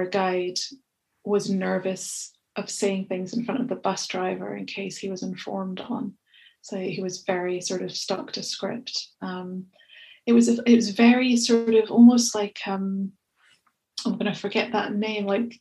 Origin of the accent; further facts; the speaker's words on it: Scotland, United Kingdom; accent: Scottish; my Scottish accent's fairly unintelligible